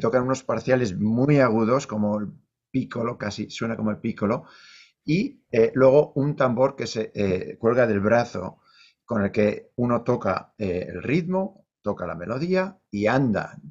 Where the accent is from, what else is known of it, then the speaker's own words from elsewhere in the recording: Leioa, Basque Country, Spain; moved away as an adult; also born or lived in Bilbao / New York; now in North Carolina, United States; yo nací en Bilbao, crecí en Leioa